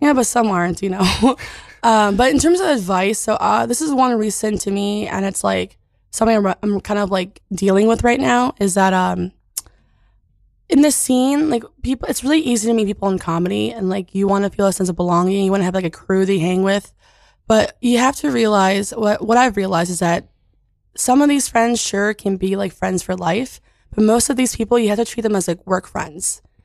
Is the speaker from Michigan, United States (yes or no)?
no; California, United States; I'm from California.